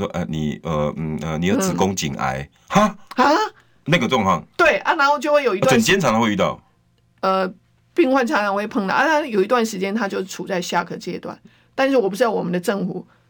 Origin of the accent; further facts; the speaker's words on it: Taiwan; 用这种方式，我们台湾人民不会倒。